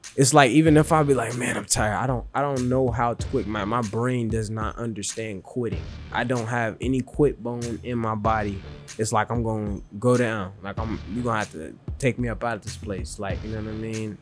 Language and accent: English; Chicago, Illinois, United States; I'm from Chicago, um, and then, so I stayed in Chicago for a little bit of my life, and I also moved to the suburbs of Chicago as well, too.